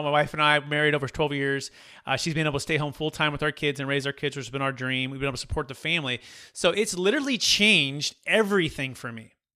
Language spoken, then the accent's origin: English; Bay Area, California, United States; growing up in the Bay Area